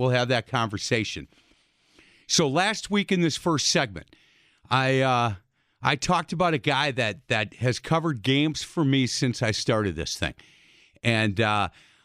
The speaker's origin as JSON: {"language": "English", "town": "Milwaukee", "region": "Wisconsin", "country": "United States", "tie": "born or raised there", "said": "I grew up on Bartlett Avenue playground"}